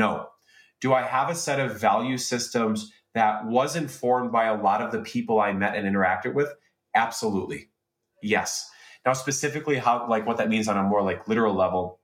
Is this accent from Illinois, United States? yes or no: yes; Chicago, Illinois, United States; growing up in Chicago in the early 1990s